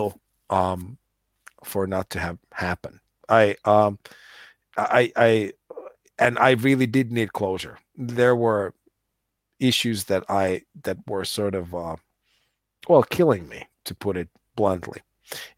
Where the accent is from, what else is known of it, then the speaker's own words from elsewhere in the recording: United States; I grew up in the States and my dad was very Finnish